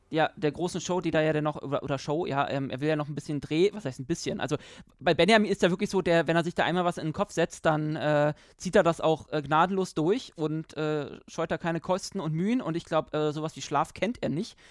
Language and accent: German; Germany; also born or lived in Berlin; als Deutscher